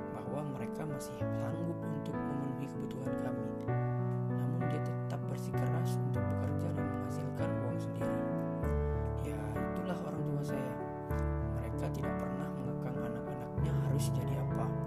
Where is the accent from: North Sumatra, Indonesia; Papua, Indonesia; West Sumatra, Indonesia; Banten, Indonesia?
Banten, Indonesia; Curug; born there; Saya lahir di Curug 5 Oktober